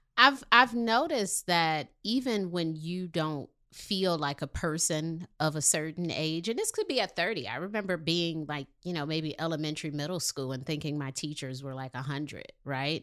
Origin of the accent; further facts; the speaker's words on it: Detroit, Michigan, United States; I'm from Detroit